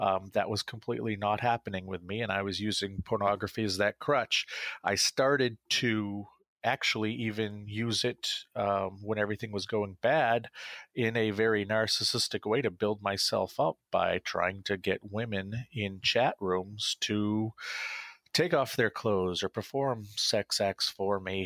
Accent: Central Maine, United States; I was a local politician in my hometown. I served on my city council. I launched a film festival in Central Maine

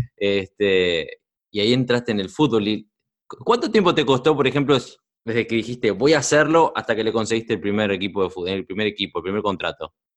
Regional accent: Uruguay; moved away; soy uruguayo, nací, yo nací en Uruguay y me crié allá.

